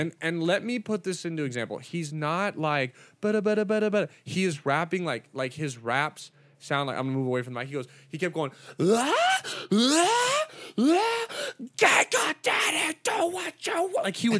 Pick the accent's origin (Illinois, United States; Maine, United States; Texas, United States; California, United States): California, United States; LA comics, even though we're from Orange County